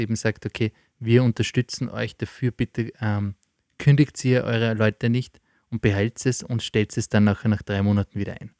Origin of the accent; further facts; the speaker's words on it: Austria; bei uns in Österreich